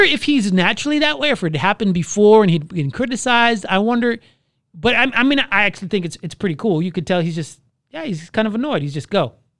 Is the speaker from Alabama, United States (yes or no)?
no; Orlando, Florida, United States; I was born and raised in Orlando